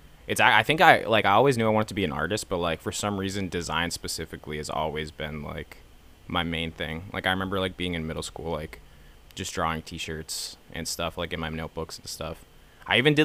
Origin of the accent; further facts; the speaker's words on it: Bellingham, Massachusetts, United States; now in Boston, United States; I'm from Bellingham, born and raised